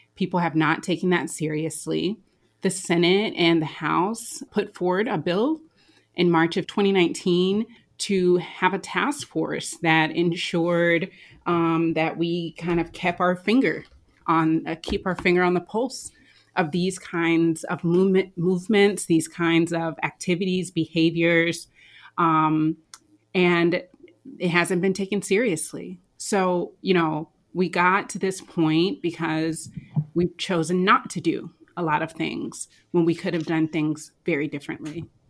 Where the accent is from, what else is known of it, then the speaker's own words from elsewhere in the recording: United States; as an American